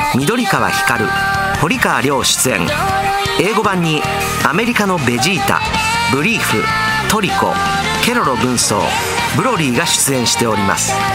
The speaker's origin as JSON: {"language": "Japanese", "region": "Osaka", "country": "Japan", "accent": "Osaka dialect", "said": "僕の大阪弁"}